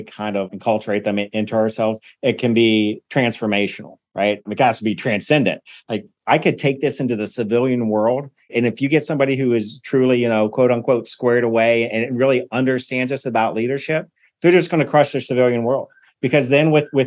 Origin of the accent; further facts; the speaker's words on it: Cincinnati, Ohio, United States; now in Columbus, Georgia, United States; I'm from Cincinnati, Ohio.